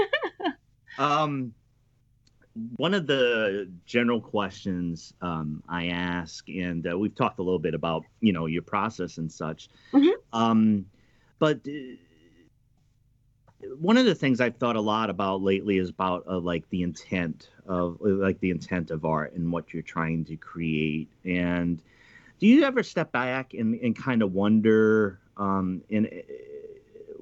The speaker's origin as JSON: {"language": "English", "region": "East Coast", "country": "United States", "said": "I'm from the East Coast"}